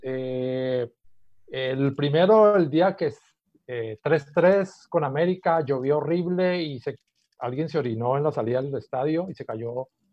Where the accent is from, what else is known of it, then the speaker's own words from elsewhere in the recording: CIAT, Valle del Cauca, Colombia; nací en el campo, en lo que ahora es el CIAT, Centro Internacional de Agricultura Tropical